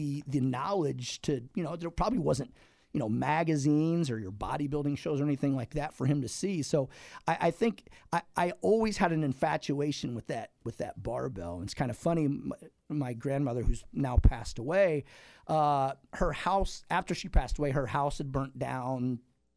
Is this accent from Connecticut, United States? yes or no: no; Campsville, Illinois, United States; I grew up in Calhoun County, you know, actually Campsville, a town of about 400 people at the time.